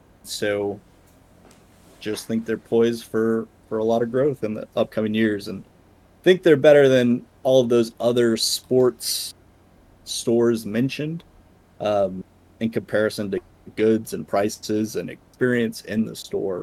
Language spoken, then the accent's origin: English; Texas, United States; growing up being a Texan.